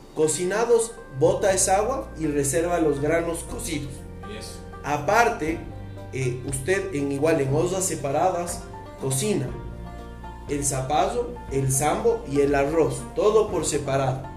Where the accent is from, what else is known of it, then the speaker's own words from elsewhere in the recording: Ecuador; nosotros como ecuatorianos que vivimos de un pueblo indígena